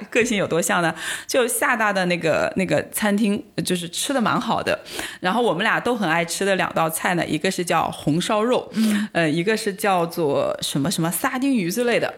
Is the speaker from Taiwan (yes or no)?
no; Wuhan, Hubei, China; moved away; also born or lived in Xiamen / Shanghai; 我是在厦门读书，但我是武汉人